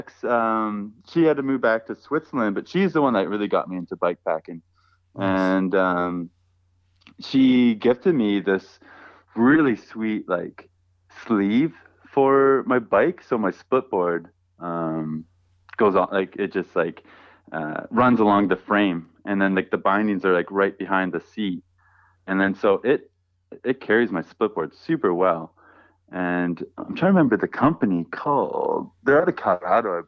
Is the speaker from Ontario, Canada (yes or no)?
yes; Whitby, Ontario, Canada; I grew up in Whitby, Ontario